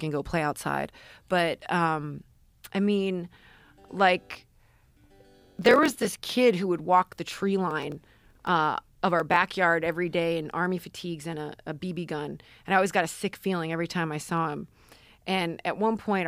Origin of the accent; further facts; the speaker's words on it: Parma, Ohio, United States; I grew up in Parma, Ohio until middle school, which is pretty blue collar